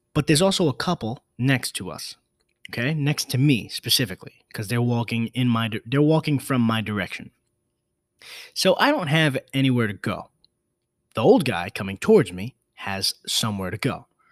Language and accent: English; New York City, New York, United States; I was born in the Bronx